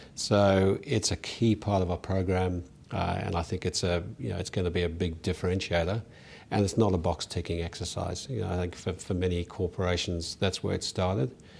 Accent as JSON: {"language": "English", "country": "South Africa", "tie": "born or raised there", "moved": "as an adult", "lives_now": "Australia", "said": "I was born in South Africa, uh, went to school in South Africa, and was very fortunate to come to university here."}